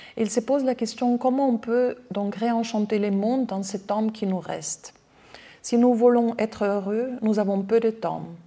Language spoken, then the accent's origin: French; Austria; accent: Austrian; French is a second language; now in France; je suis autrichienne, j'ai un accent